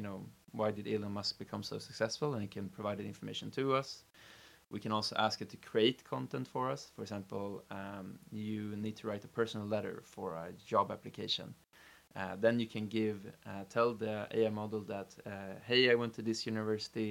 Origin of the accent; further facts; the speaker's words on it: Stockholm, Stockholm County, Sweden; born and raised in Stockholm